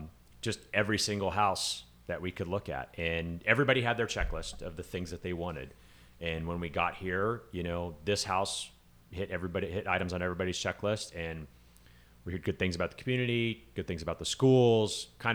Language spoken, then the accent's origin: English; California, United States; now in San Diego, United States; I mean, I grew up in California, up and down the state, and I moved to San Diego for college in the 90s